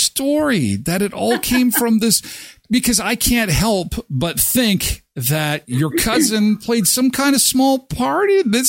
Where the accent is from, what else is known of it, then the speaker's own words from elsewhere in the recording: Minnedosa, Manitoba, Canada; I was born in Minnedosa.